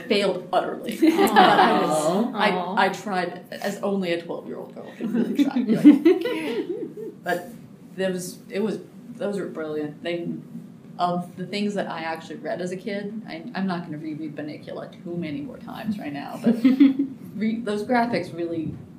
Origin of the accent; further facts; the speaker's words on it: Montana, United States; moved away; like many 12 to 13-year-old girls from Montana